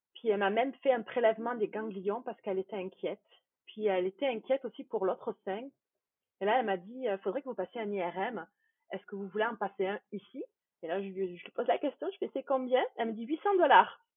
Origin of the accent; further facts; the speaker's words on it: France; moved away as an adult; now in Quebec, Canada; Je suis française d'origine. J'ai immigrée au Québec, euh, c'était en 2013, fin 2013